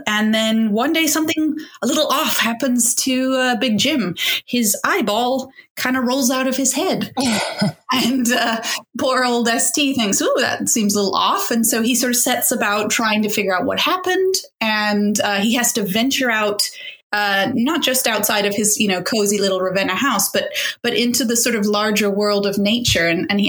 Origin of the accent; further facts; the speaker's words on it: Indonesia; also born or lived in Dubai, UAE; I grew up around them. I grew up abroad. I grew up in Indonesia and Dubai and various places.